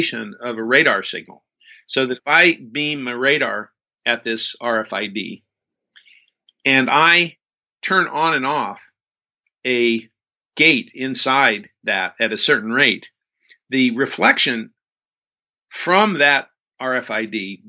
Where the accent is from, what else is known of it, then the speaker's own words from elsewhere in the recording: near Death Valley, California, United States; I grew up near Death Valley